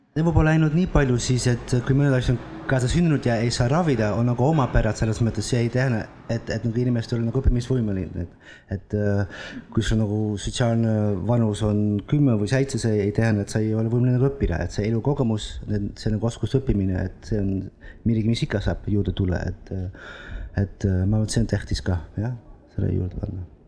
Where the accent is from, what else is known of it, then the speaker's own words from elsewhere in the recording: Netherlands; Estonian is a second language; moved away as an adult; also born or lived in Italy; now in Estonia; ma olen Hollandist pärit